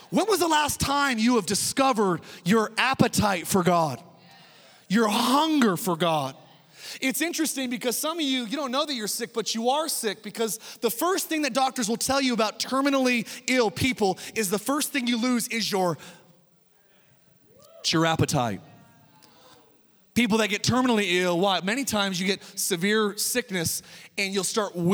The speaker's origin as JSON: {"language": "English", "country": "United States", "said": "as an American"}